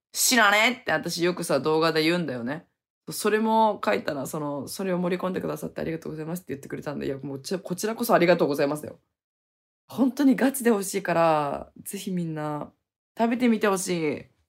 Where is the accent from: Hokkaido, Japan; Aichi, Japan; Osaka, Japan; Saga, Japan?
Hokkaido, Japan; now in Okinawa, Japan; 北海道にすぐ帰ろうって思って